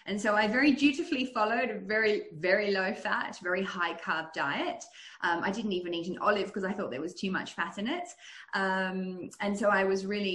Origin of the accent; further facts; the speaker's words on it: Australia; also born or lived in Netherlands / United States; I'm originally from Holland. I was born in the US, but grew up in Australia, but my ancestry is Dutch.